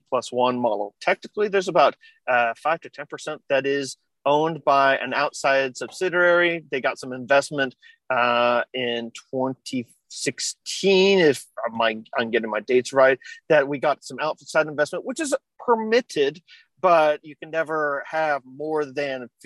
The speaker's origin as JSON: {"language": "English", "town": "Kansas City", "region": "Midwest", "country": "United States", "accent": "Midwestern", "said": "I am obviously an American living in Kansas City. I have a very Midwestern accent"}